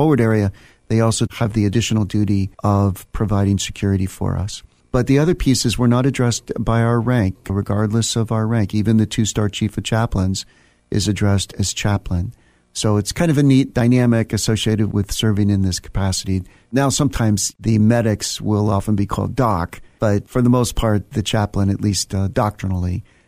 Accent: Virginia, United States; also born or lived in Germany; I grew up in Northern Virginia, the son of a Creole military officer. So I was actually born in Germany, and then my family came to the United States

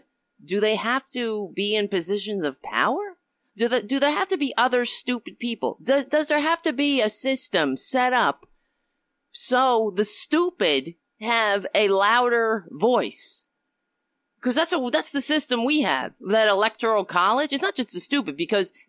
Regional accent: New York City, New York, United States; I was born in Brooklyn, New York

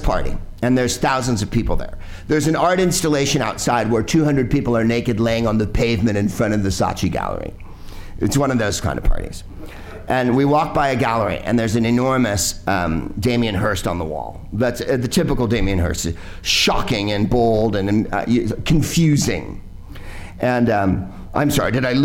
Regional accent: San Francisco, California, United States; I'm from San Francisco

